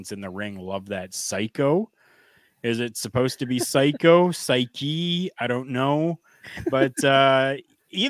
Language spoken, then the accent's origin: English; Canada; as a Canadian professional wrestling fan